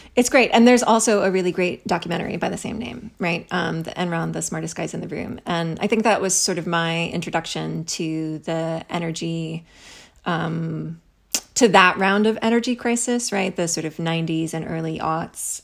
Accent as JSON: {"language": "English", "region": "Missouri", "country": "United States", "tie": "born or raised there", "also_born_or_lived": "Kansas City / Lee's Summit", "moved": "as an adult", "lives_now": "Houston, United States", "said": "I grew up in Missouri."}